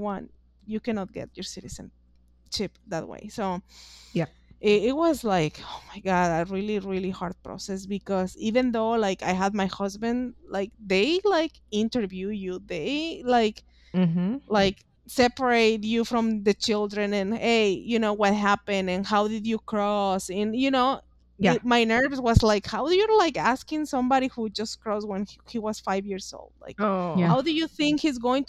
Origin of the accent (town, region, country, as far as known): Mexico; English is a second language; moved away as an adult; now in United States